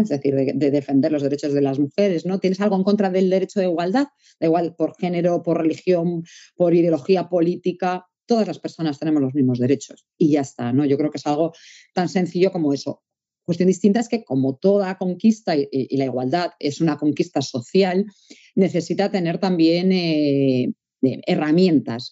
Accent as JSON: {"language": "Spanish", "region": "Galicia", "country": "Spain", "said": "como buena gallega que soy"}